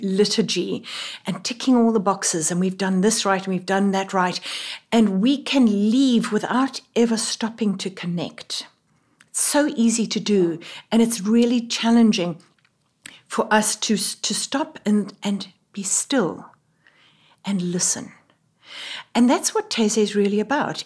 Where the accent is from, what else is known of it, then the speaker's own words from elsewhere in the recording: South Africa; moved away as an adult; now in Middletown, United States; I, as you can tell from my voice, am not from here. I am a South African